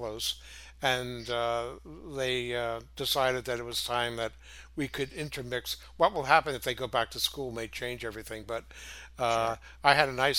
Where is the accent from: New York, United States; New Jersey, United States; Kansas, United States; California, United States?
New York, United States; moved away; we're both from New York originally